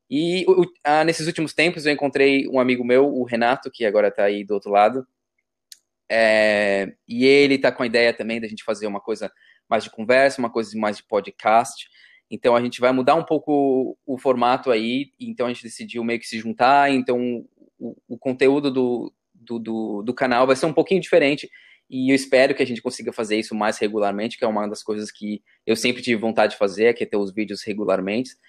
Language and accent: Portuguese; Brazil; now in Australia; mais interessante disso é que a gente tem, por mais que a gente já está aqui há muito tempo, somos, somos brasileiros, mas temos experiências